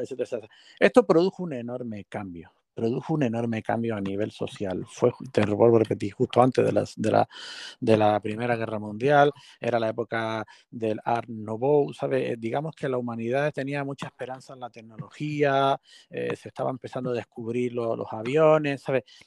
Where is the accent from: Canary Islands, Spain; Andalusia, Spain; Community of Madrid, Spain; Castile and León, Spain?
Canary Islands, Spain; como nosotros que somos canarios e isleños